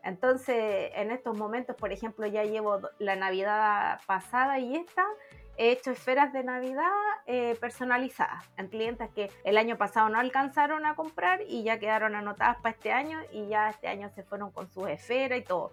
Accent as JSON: {"language": "Spanish", "town": "Villa Alemana", "region": "Valparaíso", "country": "Chile", "said": "yo soy de Villa Alemana"}